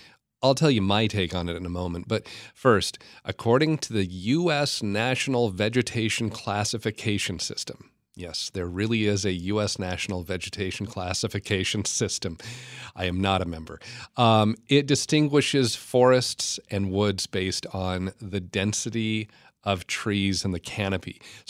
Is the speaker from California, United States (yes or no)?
yes; California, United States; born there; also born or lived in Oregon, United States / Idaho, United States / Washington, United States; I spent the first half of my life living in the western U.S. I was born in Northern California, lived in Oregon, in Idaho. I was in Washington State a lot.